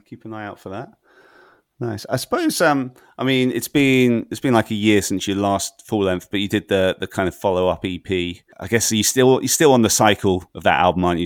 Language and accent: English; Brighton, South East England, United Kingdom; moved away; I'm originally from Brighton myself